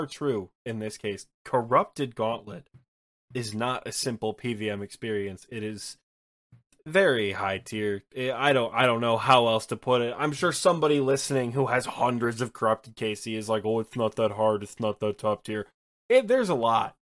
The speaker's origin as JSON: {"language": "English", "region": "Michigan", "country": "United States", "said": "I'm from Michigan"}